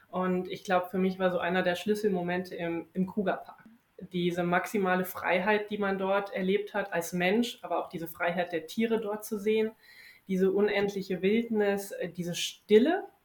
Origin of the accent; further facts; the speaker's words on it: Wiesbaden, Hesse, Germany; moved away as an adult; now in Bonn, Germany; Ich bin dieses Jahr 30 geworden, auch einer der Gründe, warum ich überhaupt diese Reise gemacht habe. Ich bin gebürtige Wiesbadenerin und lebe jetzt seit über zehn Jahren schon in Bonn.